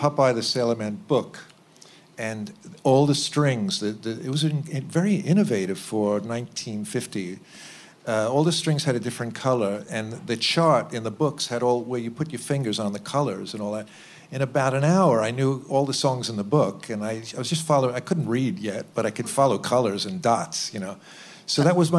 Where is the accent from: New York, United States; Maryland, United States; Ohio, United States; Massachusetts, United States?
New York, United States; New York City; Yes, I was born in Brooklyn around the Bay Ridge area. I started out as just an ordinary Brooklyn kid going to public school.